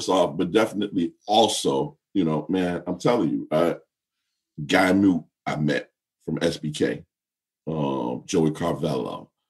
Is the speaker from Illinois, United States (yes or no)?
yes; Chicago, Illinois, United States; I'm young, but hey, I come from the South Side. I'm a little street.